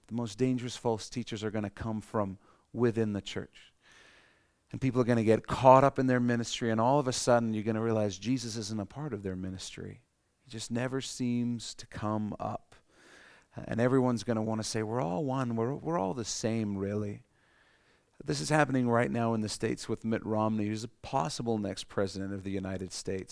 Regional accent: Canada; we're Canadian

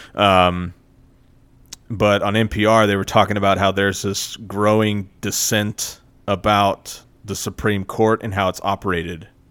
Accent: United States; I grew up in America where we have a really shitty education system

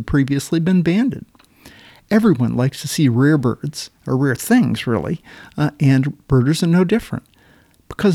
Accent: Maine, United States; moved away; I grew up in Maine

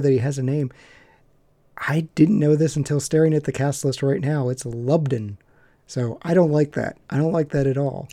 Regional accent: West Virginia, United States; I grew up in West Virginia

